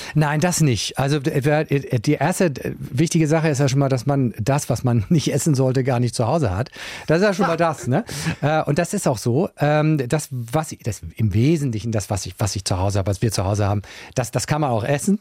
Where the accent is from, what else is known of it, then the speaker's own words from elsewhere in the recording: Uetersen, Schleswig-Holstein, Germany; also born or lived in Hamburg; now in Appen, Germany; Ich bin tatsächlich in, äh, in Uetersen geboren. Das ist im, im Kreis Pinneberg